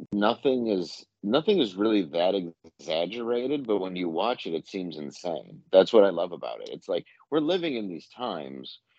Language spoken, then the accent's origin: English; Detroit, Midwest, United States; I'm from the Midwest